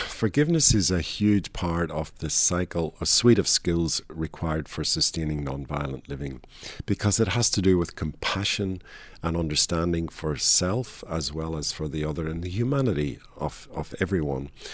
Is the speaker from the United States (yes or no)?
no; Northern Ireland, United Kingdom; moved away as an adult; the product of twenty-five years growing up in Northern Ireland